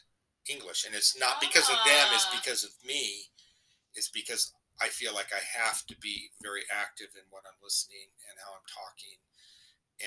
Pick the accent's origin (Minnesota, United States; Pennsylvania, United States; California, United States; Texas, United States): California, United States; I'm from California